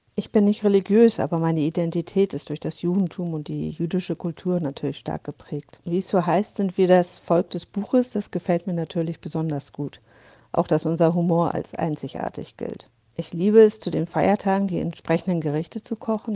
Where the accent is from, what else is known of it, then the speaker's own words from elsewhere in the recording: Hamburg, Germany; now in Berlin, Germany; in meiner Geburtsstadt Hamburg, in Berlin, wo ich wohne